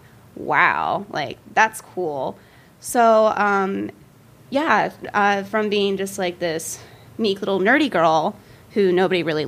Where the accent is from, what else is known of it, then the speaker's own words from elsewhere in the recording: Pittsburgh, Pennsylvania, United States; also born or lived in Michigan; I was born in Michigan. My family moved us out to north of Pittsburgh when I was like 8 or 9